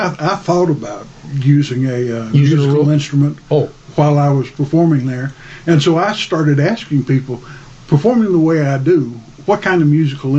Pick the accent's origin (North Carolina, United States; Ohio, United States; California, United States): North Carolina, United States; I am from North Carolina, and so if you don't play a musical instrument, you've got to write poetry or tell stories.